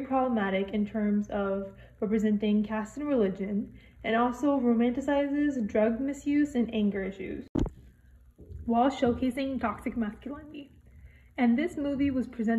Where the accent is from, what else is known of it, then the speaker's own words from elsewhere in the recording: United States; I'm a South Asian American